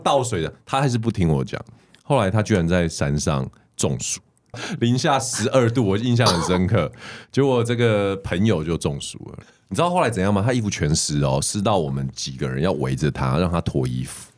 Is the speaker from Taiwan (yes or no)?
yes; Taiwan; 我们台湾人